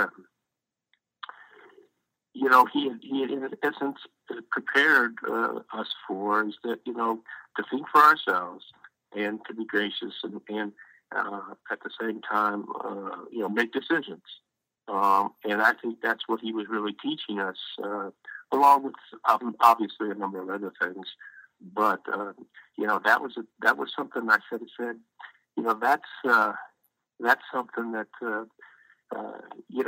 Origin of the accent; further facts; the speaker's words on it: Los Angeles, California, United States; grew up in Los Angeles